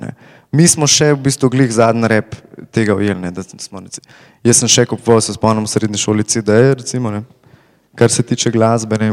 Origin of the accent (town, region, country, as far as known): Slovenia